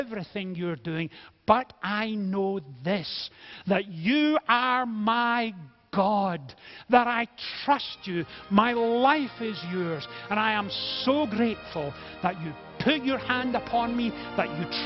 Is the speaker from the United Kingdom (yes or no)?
yes; Scotland, United Kingdom; being Scottish